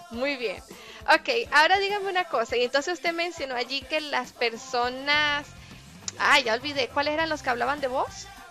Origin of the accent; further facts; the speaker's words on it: Táchira, Venezuela; quienes nacimos en el Táchira y, crecimos y vivimos en el Táchira